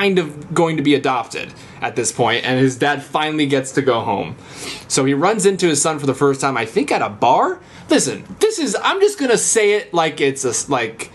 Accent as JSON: {"language": "English", "region": "Tennessee", "country": "United States", "tie": "born or raised there", "said": "grew up in Tennessee"}